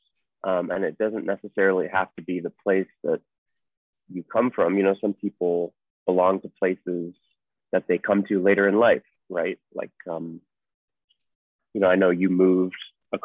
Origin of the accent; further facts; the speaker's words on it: Portland, Oregon, United States; now in Treasure Beach, Jamaica; I grew up in Portland, Oregon